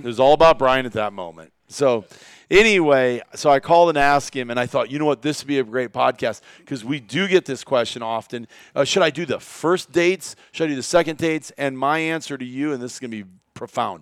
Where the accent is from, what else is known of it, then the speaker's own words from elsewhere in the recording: Iowa, United States; growing up in Iowa